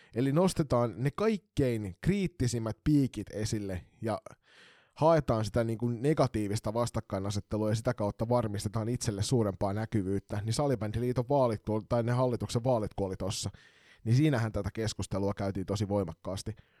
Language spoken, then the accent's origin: Finnish; Kotka, Kymenlaakso, Finland; now in Turku, Finland; mun rakkaassa kotikaupungissani Kotkassa